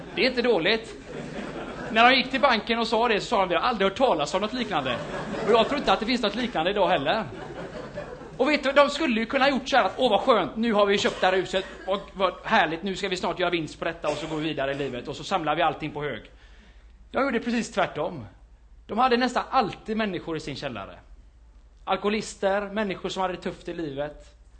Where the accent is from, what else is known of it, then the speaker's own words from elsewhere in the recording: Gothenburg, Västra Götaland, Sweden; i Fiskebäck, där jag är ifrån, kan man säga, växte upp den största delen där.